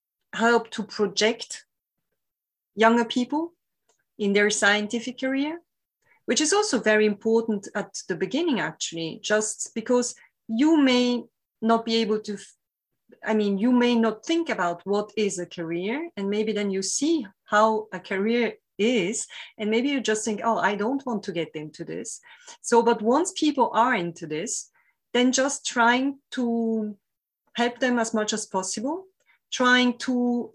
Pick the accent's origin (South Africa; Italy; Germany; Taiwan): Italy; English is a second language; now in France; I came from Italy to France, and then in France, I didn't stay exactly always in the same lab.